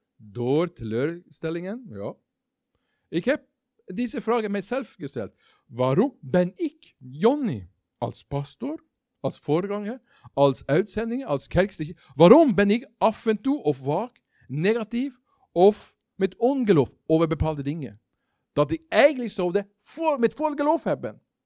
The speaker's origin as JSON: {"language": "Dutch", "country": "Norway", "second_language": "Dutch", "moved": "yes", "said": "Ik ben geen Belg. Dat horen jullie, dat weten jullie. Ik kom uit Noorwegen."}